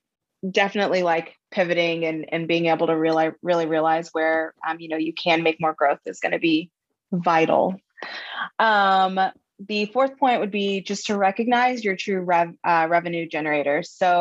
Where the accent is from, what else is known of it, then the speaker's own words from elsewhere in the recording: Floresville, Texas, United States; Floresville. So I think the population's like 6,000.